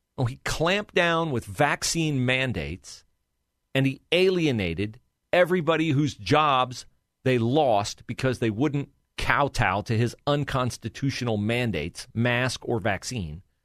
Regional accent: West Liberty, Ohio, United States; moved away as an adult; also born or lived in Cleveland, Ohio / Troy, Ohio; now in Columbus, United States; my home area, reaches up to my hometown, West Liberty, Ohio

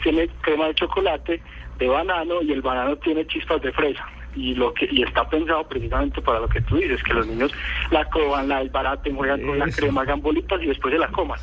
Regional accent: Colombia; acá en Colombia

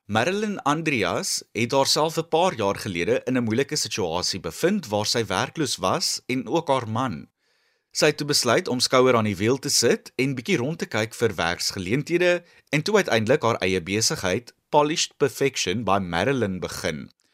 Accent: South Africa

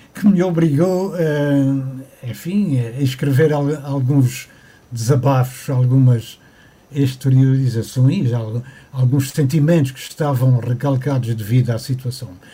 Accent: Ponta Delgada, Azores, Portugal; moved away as an adult; Eu sou natural de Ponta Delgada, da cidade

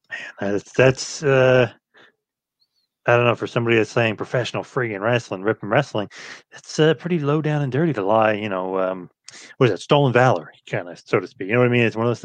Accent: Asbury Park area, New Jersey, United States; My hometown paper, the Asbury Park Press

